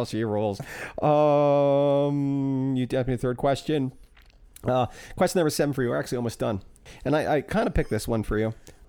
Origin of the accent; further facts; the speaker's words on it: Fort Pierce, Florida, United States; also born or lived in Port St. Lucie; The town I grew up in is a horrible, racist little redneck town. But it was on the ocean. I grew up in Fort Pierce, Port St. Lucie.